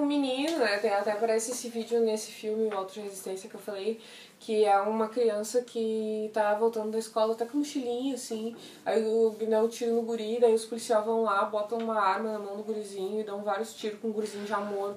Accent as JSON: {"language": "Portuguese", "country": "Brazil", "said": "Eu sou brasileiro"}